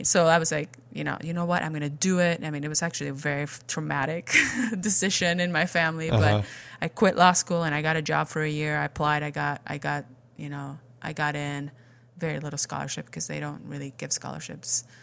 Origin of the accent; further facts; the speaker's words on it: Spain; English is a second language; moved away as an adult; I was born and raised in Spain